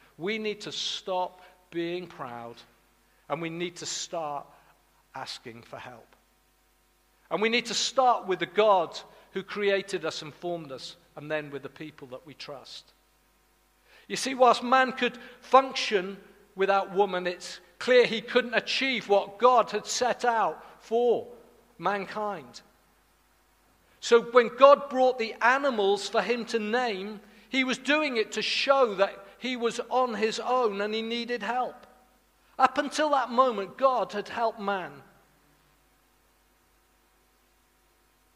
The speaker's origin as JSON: {"language": "English", "region": "Wales", "country": "United Kingdom", "said": "I'm from Wales."}